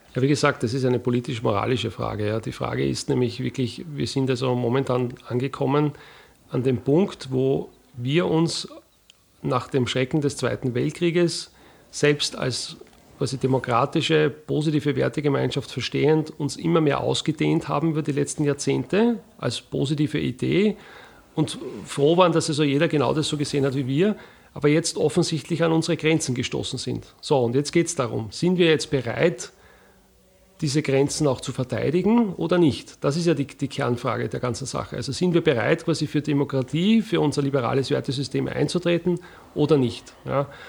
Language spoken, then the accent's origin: German; Wiener Neustadt, Lower Austria, Austria; also born or lived in Bucklige Welt; Ich bin aufgewachsen in Wiener Neustadt